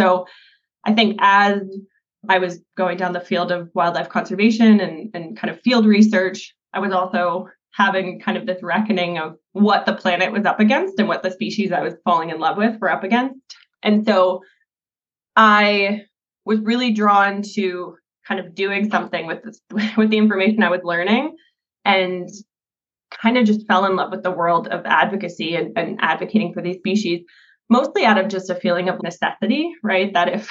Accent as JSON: {"language": "English", "region": "Northeast", "country": "United States", "tie": "born or raised there", "said": "especially growing up in the Northeast, where our carnivores were eradicated long before I was brought into this world."}